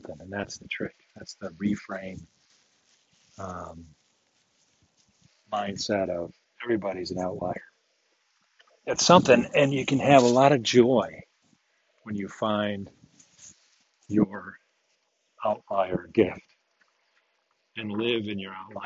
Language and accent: English; United States; I'm American